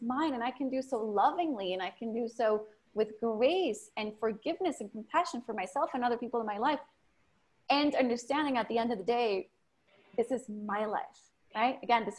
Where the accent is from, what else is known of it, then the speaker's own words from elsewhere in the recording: Mexico; English is a second language; now in United States; I was born in Mexico, grew up in a ghetto.